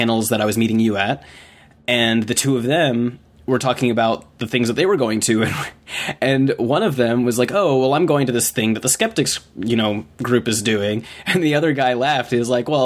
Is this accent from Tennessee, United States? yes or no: no; Atlanta, Georgia, United States; I grew up here. I grew up in Atlanta, Georgia